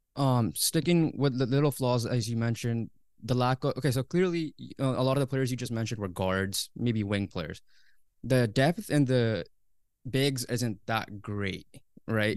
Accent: Canada; As a Canadian fan

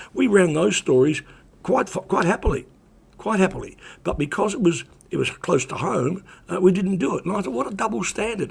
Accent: New Zealand; moved away; also born or lived in Australia; when I was growing up in New Zealand

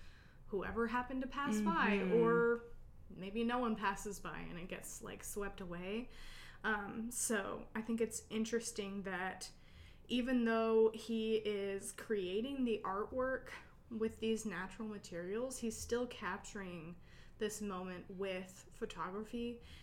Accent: Kodiak, Alaska, United States; also born or lived in Kenai; Yeah, I grew up in Kodiak and Kenai, so I miss the beach.

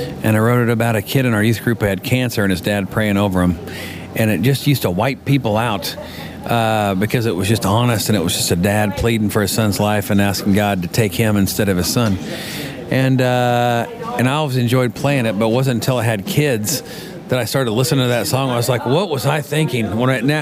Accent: Colby, Kansas, United States; moved away as an adult; now in Nashville, United States; I am from Nashville, well, originally from Kansas, Colby, Kansas

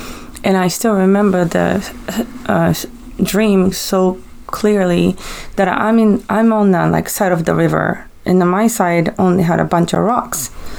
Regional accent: Japan; So, I took my kids to Japan because that's where I'm from. So, I went to my hometown, my home.

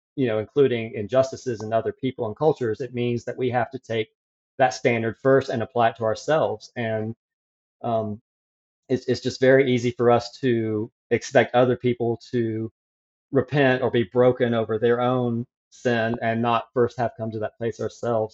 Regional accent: near Atlanta, Georgia, United States; moved away as an adult; also born or lived in South Carolina; I grew up near Atlanta, Georgia, in a Christian homeschool family

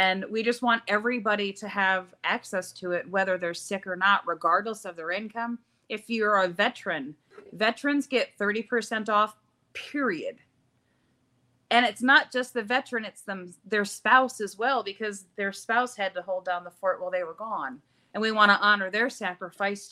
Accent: Syracuse, New York, United States; also born or lived in Youngstown, Ohio; now in Spindale, United States; I'm from Syracuse, New York, but I'm now here in Spindale, North Carolina

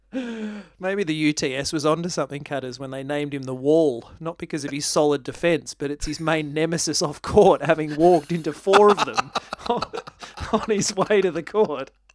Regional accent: Australia; as an Australian

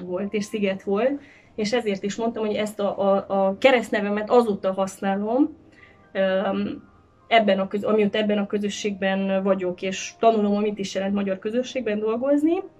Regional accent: Cluj-Napoca, Cluj County, Romania; mint kolozsvári magánember, azt tudom mondani, hogy családunknak nagyon sok eseménye, itt az agapiban zajlott

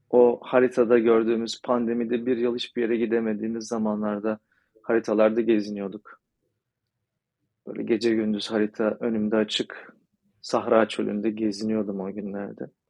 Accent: Turkey; Ben de Türk'üm

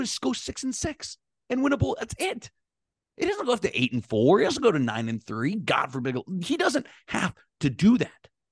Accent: Pittsburgh, Pennsylvania, United States; I'm, I'm from Pittsburgh, um, was a Western P A everything fan

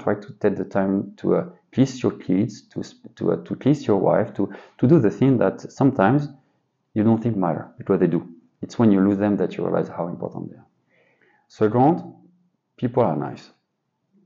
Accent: suburb of Paris, Île-de-France, France; English is a second language; moved away as an adult; my universe was quite focused on a small part of the suburb in Paris.

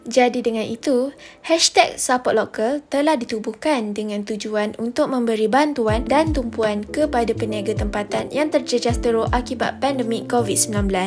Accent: Malaysia; kita sebagai rakyat Malaysia

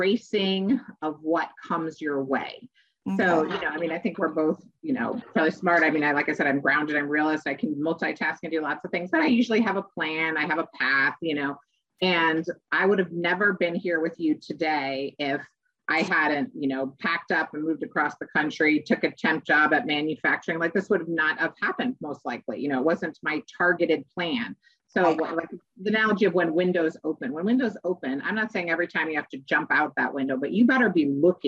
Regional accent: Chicago, Illinois, United States; I was born in Chicago

